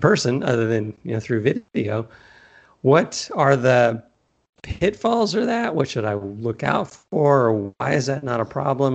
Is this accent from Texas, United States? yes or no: yes; Texas, United States; also born or lived in California; now in Arizona, United States; I am from Texas and moved to California for a long time and now I'm in Arizona